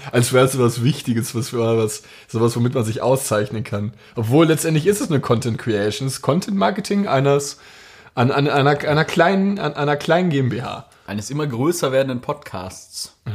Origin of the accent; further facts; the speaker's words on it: Schwerte, North Rhine-Westphalia, Germany; bin 22 Jahre alt und komme aus dem wunderschönen Schwerte.